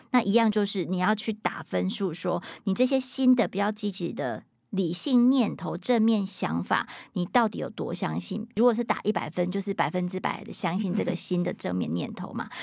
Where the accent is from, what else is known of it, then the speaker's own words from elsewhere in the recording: Taiwan; 因为我们要都是在台湾，在华人社会长大的